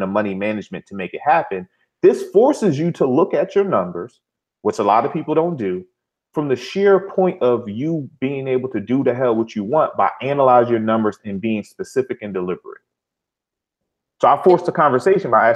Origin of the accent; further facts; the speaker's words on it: Philadelphia, Pennsylvania, United States; I'm from Philly